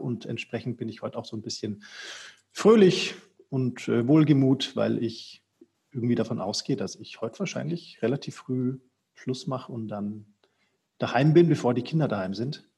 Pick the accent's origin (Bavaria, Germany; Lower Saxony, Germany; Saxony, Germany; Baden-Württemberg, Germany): Bavaria, Germany; Franconia; ich bin ja aus Franken, also Norden von Bayern